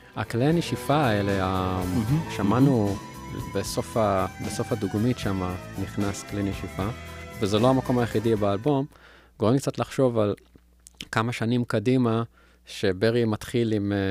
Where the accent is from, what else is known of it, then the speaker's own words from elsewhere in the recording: Israel; בגלל ההריטג' שלנו כישראלים